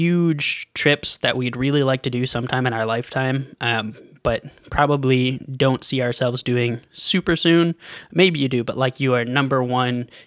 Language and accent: English; East Coast, United States; now in Ottawa, Canada; growing up on the East Coast